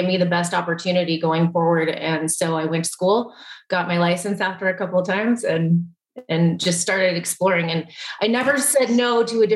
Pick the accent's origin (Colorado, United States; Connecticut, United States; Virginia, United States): Colorado, United States; I would say my home state is Colorado, and I took that one as a youngster